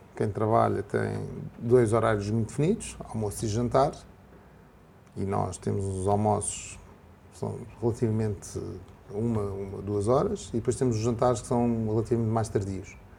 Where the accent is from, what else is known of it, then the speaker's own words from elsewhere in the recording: Portugal; como português